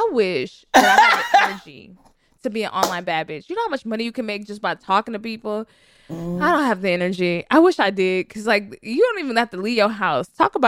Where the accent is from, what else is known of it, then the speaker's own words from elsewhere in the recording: the South, United States; listen, I'm from the South. And my grandmother always said something like, don't pay for wisdom that someone already bought.